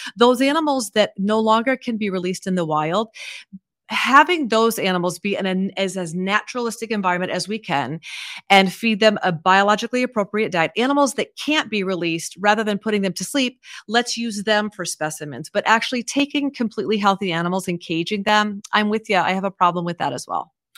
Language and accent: English; Iowa, United States; I grew up in Iowa